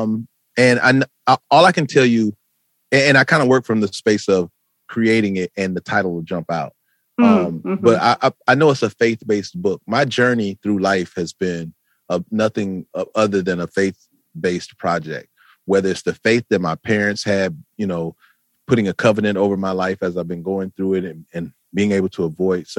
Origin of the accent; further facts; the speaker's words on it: Flint, Michigan, United States; moved away as an adult; now in Atlanta, United States; I'm from Flint, Michigan